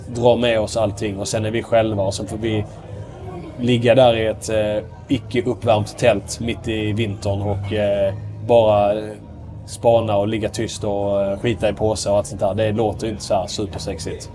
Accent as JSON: {"language": "Swedish", "town": "Ystad", "region": "Skåne", "country": "Sweden", "accent": "mixed Scanian with Småland and Västerbotten influence", "said": "jag kommer från eh, Ystad som är kännetecknat en väldigt, väldigt grov skånsk dialekt. Men jag har inte den, eh, jag, är, eller så, jag har inte den Ystad-dialekten."}